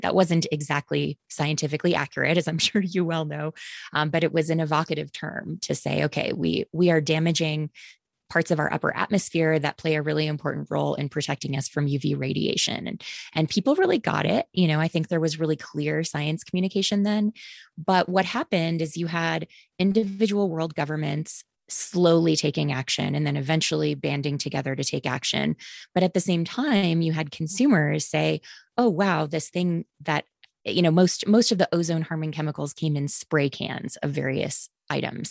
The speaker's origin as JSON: {"language": "English", "town": "Green Bay", "region": "Wisconsin", "country": "United States", "tie": "born or raised there", "also_born_or_lived": "the South (US)", "moved": "yes", "said": "I grew up, uh, mostly in Green Bay, Wisconsin, a wonderfully polluted paper mill town"}